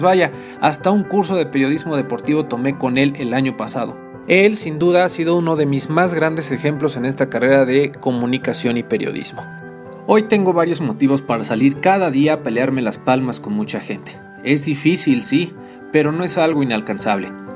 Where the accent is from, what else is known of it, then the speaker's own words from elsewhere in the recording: Tlaxcala, Mexico; soy originario de Tlaxcala